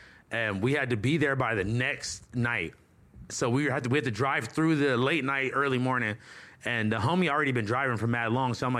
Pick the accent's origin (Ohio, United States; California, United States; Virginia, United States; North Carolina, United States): California, United States; Hawthorne; Growing up in Hawthorne was fun, bro.